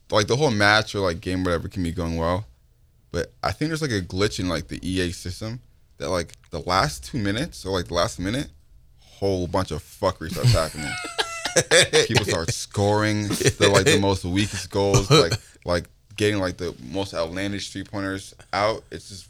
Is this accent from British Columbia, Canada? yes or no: no; Toronto, Ontario, Canada; I'm from Toronto, but I'm also a dual citizen